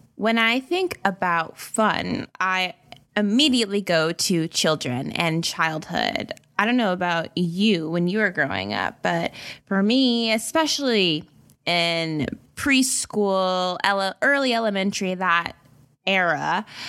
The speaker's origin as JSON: {"language": "English", "region": "the South", "country": "United States", "said": "I'm from the South, so we speak to strangers here."}